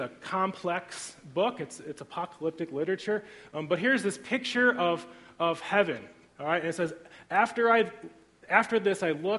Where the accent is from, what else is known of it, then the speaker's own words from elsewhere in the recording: Griffith, Indiana, United States; I grew up in Griffith, Indiana, so I'm a region rat